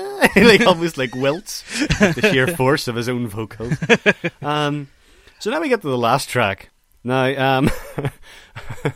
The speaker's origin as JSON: {"language": "English", "region": "Northern Ireland", "country": "United Kingdom", "said": "I'm Northern Irish"}